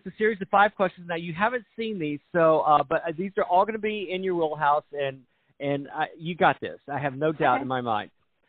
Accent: Texas, United States; And I grew up in Texas.

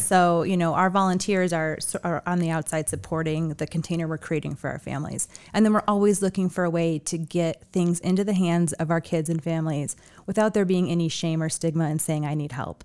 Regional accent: Chicago, Illinois, United States; also born or lived in Seattle; now in Las Vegas, United States; I grew up in Chicago

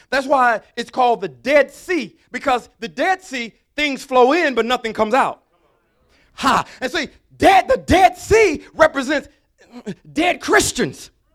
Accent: Alabama, United States; I'm from Alabama

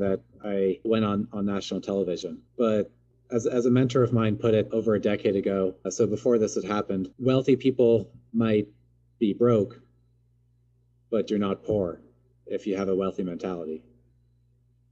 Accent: Seattle, Washington, United States; also born or lived in Portland; I grew up here in the Pacific Northwest near Seattle and went to college in Portland.

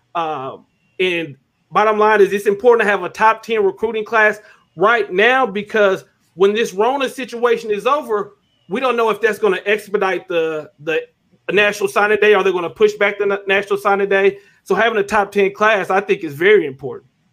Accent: Arkansas, United States; I grew up in Arkansas

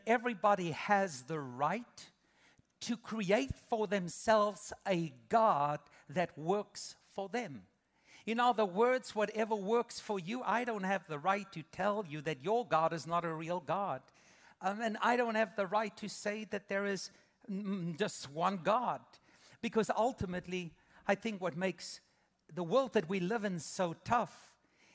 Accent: South Africa; moved away as an adult; now in United States; 22 years ago, my wife and I came with our babies from South Africa

